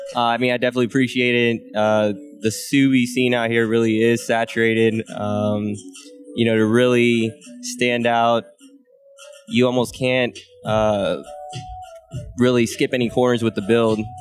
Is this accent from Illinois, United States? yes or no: no; Northern Virginia, United States; moved away as an adult; now in Arizona, United States; I'm originally from the East Coast. Uh, I grew up in Northern Virginia